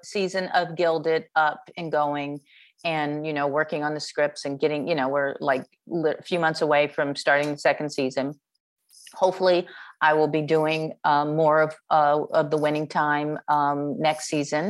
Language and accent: English; Chicago, Illinois, United States; now in Los Angeles, United States; I'm from Chicago